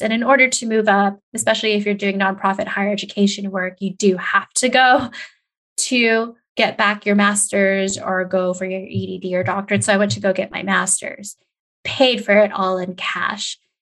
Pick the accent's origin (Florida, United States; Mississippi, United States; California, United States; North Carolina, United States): California, United States; moved away as an adult; also born or lived in Des Moines, Iowa / Indiana / Montana / New Mexico; I am born and raised in California